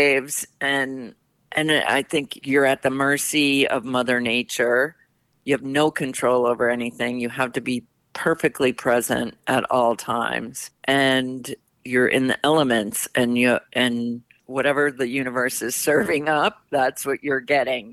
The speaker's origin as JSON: {"language": "English", "region": "Midwest", "country": "United States", "tie": "born or raised there", "moved": "yes", "said": "I grew up in the Midwest where there's definitely no waves and not much water really"}